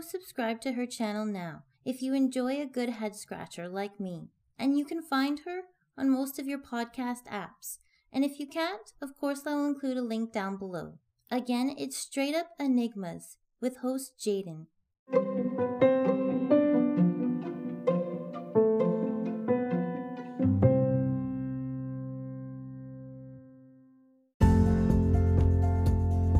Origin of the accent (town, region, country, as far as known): Canada